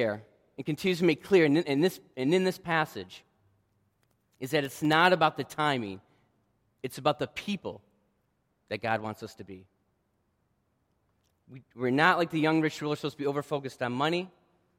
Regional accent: Michigan, United States; moved away; I was born and raised in Michigan

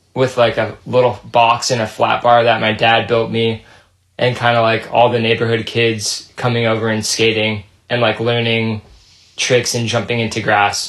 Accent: Santa Ana, California, United States; also born or lived in Fountain Valley, California; I grew up in the city, Santa Ana, California

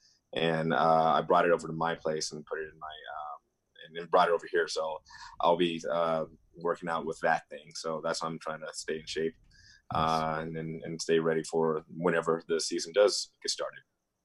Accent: West Coast, United States; Obviously I'm from West Coast. I probably have West Coast bias as of right now.

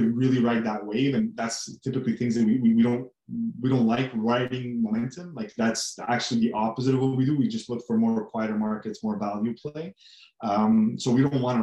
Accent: Canada; we're originally from Canada. We still are Canadian based

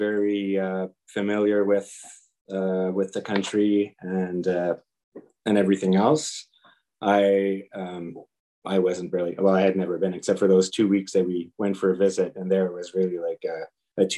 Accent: Canada; I'm a Canadian wildlife biologist

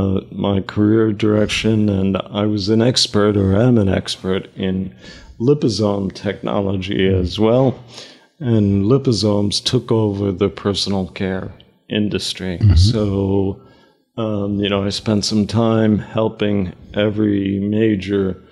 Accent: New York City, New York, United States; moved away as an adult; also born or lived in United Kingdom; I grew up in Queens, and my father ran a delicatessen

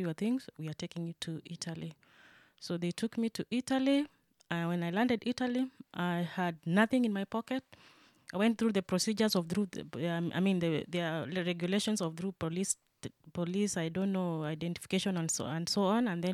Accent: Kenya; moved away as an adult; now in Germany; I am from Kenya. I have been in Germany for the last 3 years.

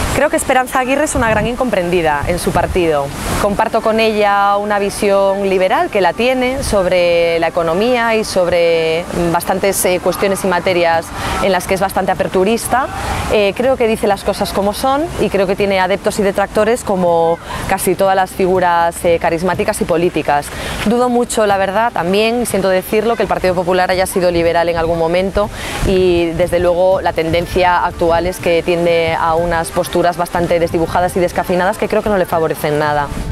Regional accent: Pontevedra, Galicia, Spain; now in Vigo, Spain; Soy de Pontevedra, resido en Vigo y gallega y española

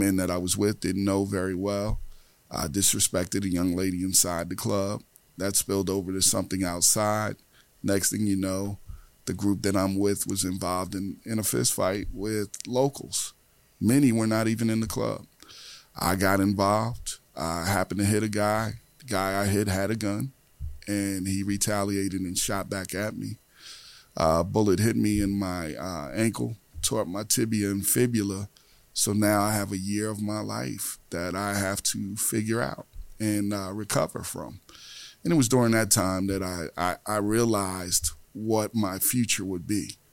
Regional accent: Newark, New Jersey, United States; I'm from Newark, New Jersey

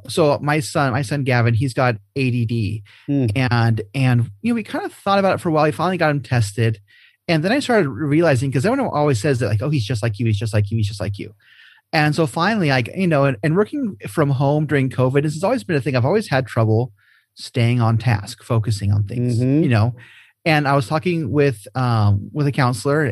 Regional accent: Huntington Beach, California, United States; I am from the Huntington Beach stake in Southern California. It was wonderful growing up in a state like

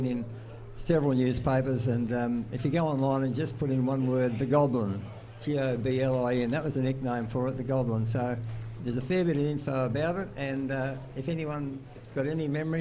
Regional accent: Kalamunda, Western Australia, Australia; I grew up in Kalamunda

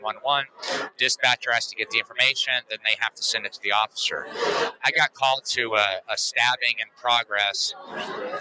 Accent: Uvalde, Texas, United States; I was born and raised in Uvalde, Texas

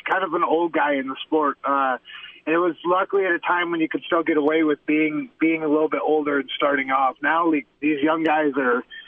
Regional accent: Michigan, United States; now in Albuquerque, United States; I'm from Michigan originally

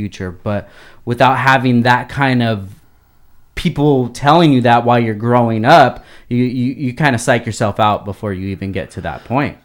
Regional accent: Oxnard, California, United States; growing up in Oxnard

